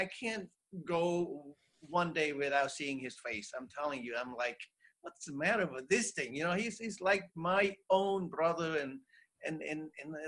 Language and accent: English; Cambodia; moved away; I'm from Cambodia